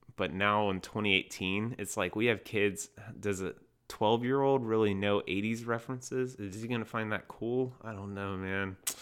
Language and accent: English; North Carolina, United States; I'm from North Carolina.